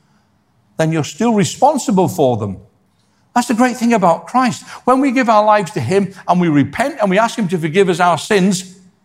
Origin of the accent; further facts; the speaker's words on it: Scotland, United Kingdom; also born or lived in Ireland; I was born in Scotland